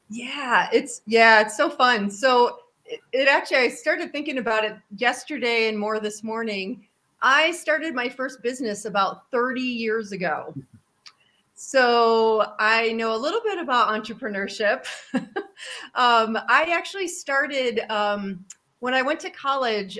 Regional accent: New York, United States; I grew up in New York State

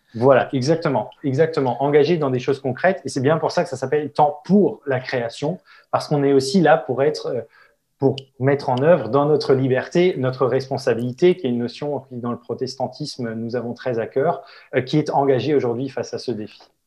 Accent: Alsace, Grand Est, France; chez moi en Alsace

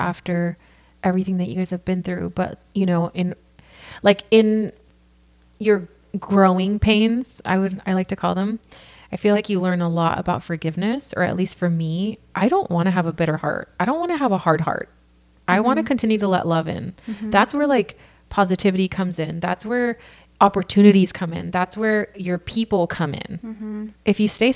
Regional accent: Santa Ana, California, United States; now in Costa Mesa, United States; I come from here, California. I'm born and raised. I grew up in Santa Ana and now Costa Mesa

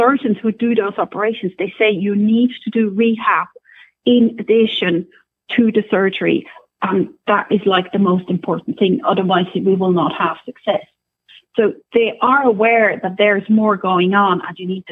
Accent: Switzerland; accent: Scottish; also born or lived in Scotland; now in Ireland; I'm originally from Switzerland. Then I used to work in Scotland for a while, for several years, and now we're in Ireland

